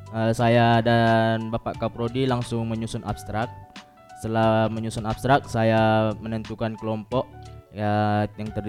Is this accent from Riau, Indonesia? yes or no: yes; Duri, Riau, Indonesia; Ya, dari lahir di Duri hingga besar sekarang ada di Politeknik Cafe